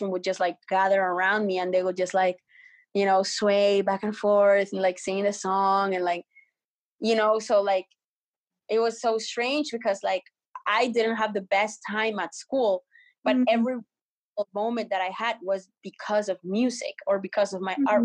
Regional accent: Colombia; English is a second language; now in Canada; when I was growing up in Colombia

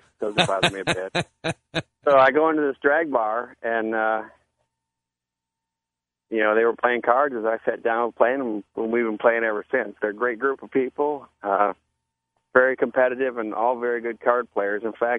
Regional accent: Key West, Florida, United States; And then was looking for a place to play cards because I was originally from Key West, and we used to play every week down there in the league.

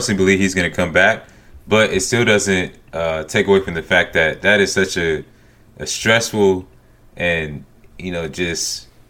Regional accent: Southern United States, United States; accent: Southern; Like, I guess they couldn't understand my Southern accent. But I didn't find any bars or anything playing a Georgia game.

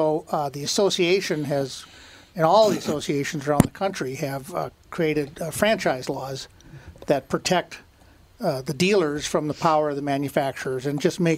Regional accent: St. Paul, Minnesota, United States; I was born in St. Paul

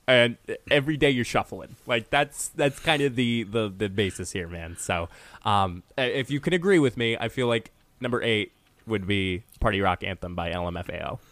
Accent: Honesdale, Pennsylvania, United States; moved away; my hometown of Honesdale

